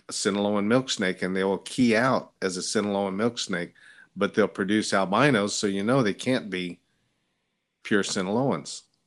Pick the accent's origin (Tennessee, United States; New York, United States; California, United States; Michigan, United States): California, United States; moved away as an adult; also born or lived in Washington, D.C.; growing up in California